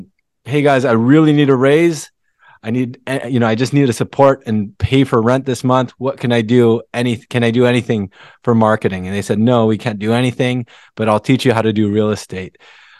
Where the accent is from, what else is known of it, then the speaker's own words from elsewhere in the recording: Philippines; moved away; I came from the Philippines with an immigrant family, and my dad was really the breadwinner for the family.